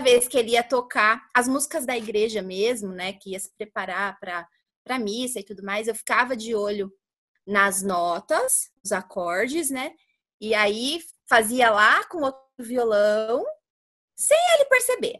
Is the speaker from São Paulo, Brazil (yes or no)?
yes; Carapicuíba, São Paulo, Brazil; now in Barueri, Brazil; hoje nós moramos em Barueri, mas eu sou de Carapicuíba, sou carapicuibana